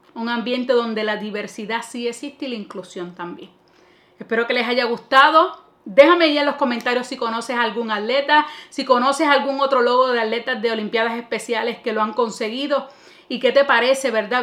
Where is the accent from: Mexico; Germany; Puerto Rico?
Puerto Rico; primero como puertorriqueña